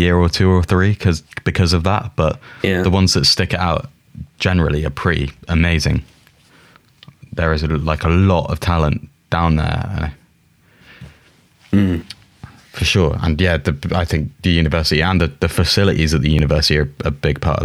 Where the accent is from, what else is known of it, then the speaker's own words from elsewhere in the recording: Plymouth, South West England, United Kingdom; now in Brighton, United Kingdom; I'm from Plymouth originally, which is 2 hours from Falmouth, which is just inside Devon